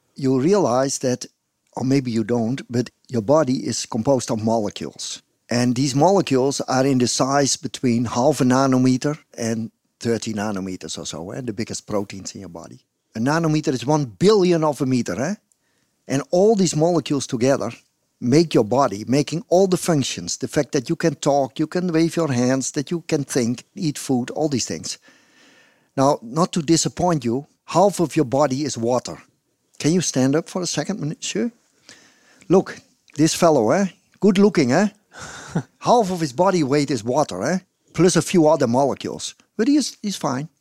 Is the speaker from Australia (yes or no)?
no; Netherlands; English is a second language; also born or lived in Groningen; I'm from the Netherlands